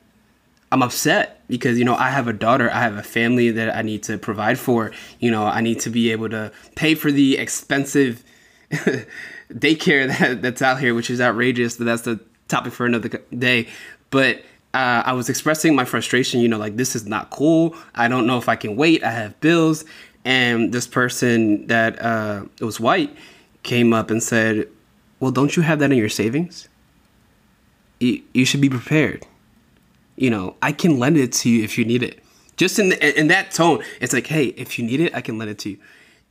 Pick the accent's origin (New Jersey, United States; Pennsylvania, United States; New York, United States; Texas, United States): Pennsylvania, United States; Philadelphia; now in Seattle, United States; I'm from Philadelphia